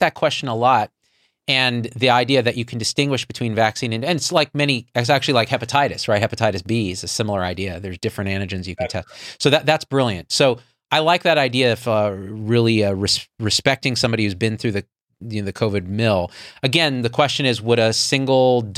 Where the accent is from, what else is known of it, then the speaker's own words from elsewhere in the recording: Central Valley of California, United States; I grew up in the Central Valley of California